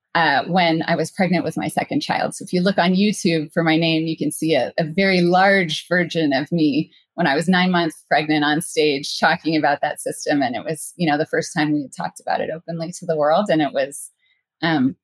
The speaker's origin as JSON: {"language": "English", "country": "Canada", "also_born_or_lived": "San Francisco Bay Area", "moved": "as an adult", "said": "I'm from Canada"}